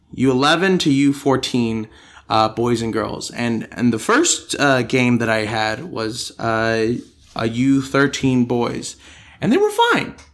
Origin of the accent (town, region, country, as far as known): Denver, Colorado, United States; born or raised there; now in Australia